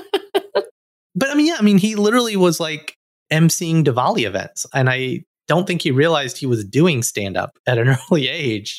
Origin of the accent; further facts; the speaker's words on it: Alabama, United States; moved away; an Indian American boy who came from Alabama with a banjo on my knee